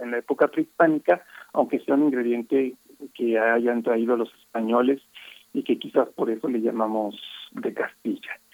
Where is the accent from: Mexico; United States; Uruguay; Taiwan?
Mexico; como mexicanos